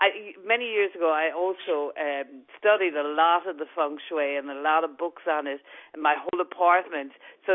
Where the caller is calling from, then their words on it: New York, United States; I'm calling from New York. I live in New York.